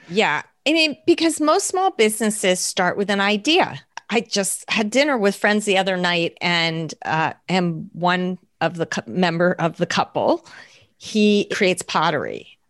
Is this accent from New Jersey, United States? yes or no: yes; New Jersey, United States; also born or lived in Manhattan, New York; I grew up in New Jersey. I was born in New Jersey, grew up here, went to New York State for college